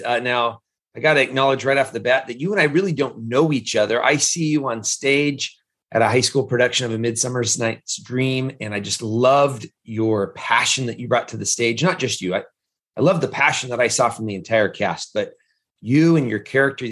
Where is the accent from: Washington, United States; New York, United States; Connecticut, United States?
Washington, United States; Tri-Cities; the same area where I grew up here in the Tri-Cities